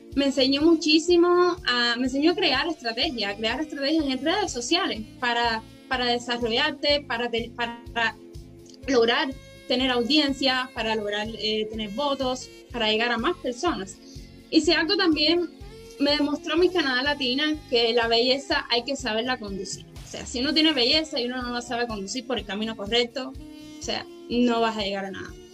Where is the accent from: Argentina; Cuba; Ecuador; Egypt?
Cuba; now in Montreal, Canada; nací en Cuba